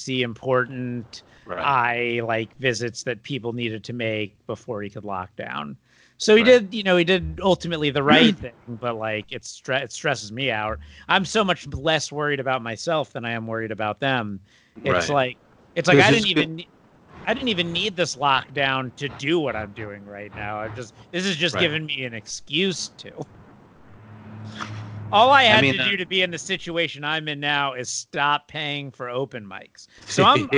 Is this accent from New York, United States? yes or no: no; South Florida, United States; moved away; I'm from South Florida, which is basically Long Island, but older